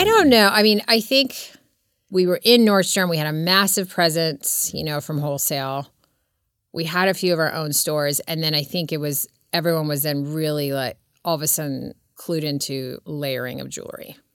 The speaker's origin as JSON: {"language": "English", "country": "Serbia", "tie": "born or raised there", "moved": "yes", "lives_now": "Laguna Beach, United States", "said": "I was born in Serbia"}